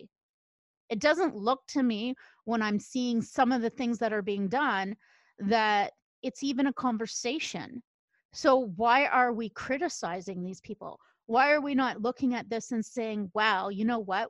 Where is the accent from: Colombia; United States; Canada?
Canada; I'm from Canada